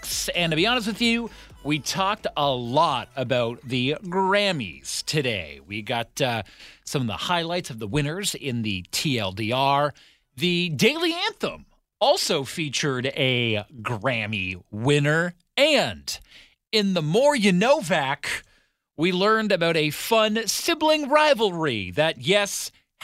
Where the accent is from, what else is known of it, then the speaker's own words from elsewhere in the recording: Ottawa, Ontario, Canada; now in Victoria, Canada; when I grew up in Ottawa